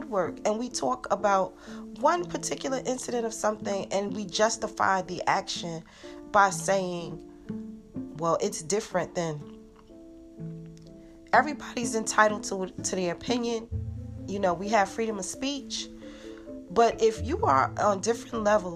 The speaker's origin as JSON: {"language": "English", "town": "Newark", "region": "New Jersey", "country": "United States", "said": "I'm from Newark"}